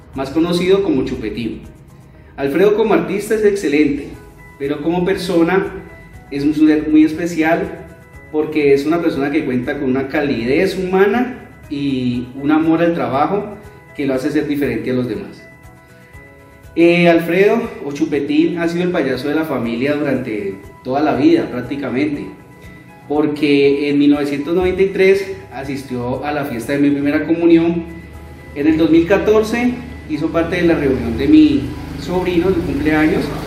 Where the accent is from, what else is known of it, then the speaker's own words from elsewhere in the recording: Florida, Valle del Cauca, Colombia; Somos de Florida Valle